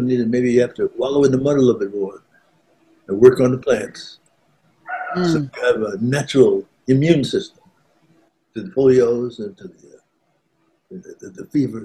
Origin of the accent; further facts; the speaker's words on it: New York City, New York, United States; now in Georgia, United States; I was born in Brooklyn, New York